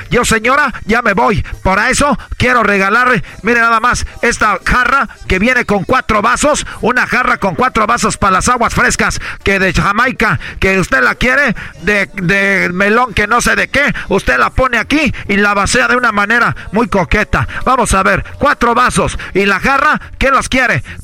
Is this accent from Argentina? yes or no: no; Mexico; Pero como buenos mexicanos